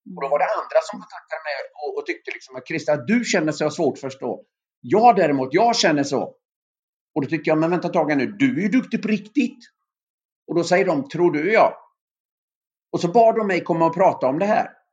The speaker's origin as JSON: {"language": "Swedish", "town": "Öckerö", "region": "Västra Götaland", "country": "Sweden", "tie": "born or raised there", "moved": "yes", "said": "mina gamla antagonister hemma på Öckerö"}